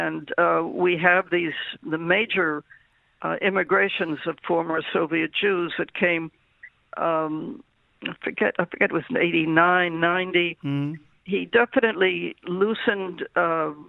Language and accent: English; United States; now in Israel; I grew up in America